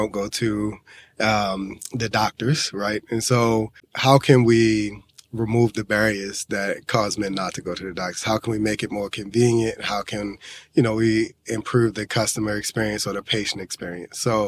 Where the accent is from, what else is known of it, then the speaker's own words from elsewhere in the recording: Baltimore, Maryland, United States; moved away; I was originally from West Baltimore, which has its own inherent struggles. There's a lot of struggles when they talk about infestation with drugs, poverty, violence, the whole nine. So I saw all of that growing up